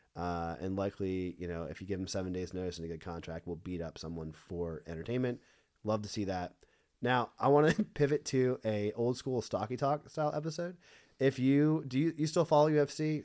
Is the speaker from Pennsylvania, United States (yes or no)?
yes; Pennsylvania, United States; I'm also from Pennsylvania